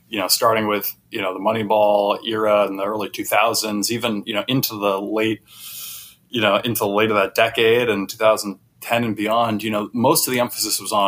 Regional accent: Boston, Massachusetts, United States; I grew up in the Boston area

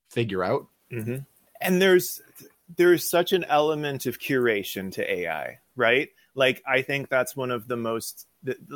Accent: Hollywood, California, United States; I'm from Hollywood.

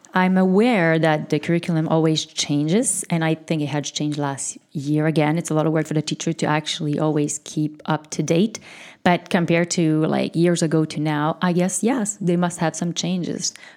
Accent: Canada; I'm French Canadian

